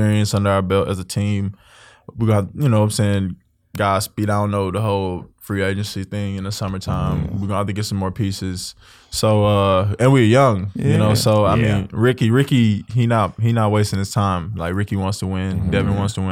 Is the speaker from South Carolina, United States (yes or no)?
no; Texas, United States; I grew up in Texas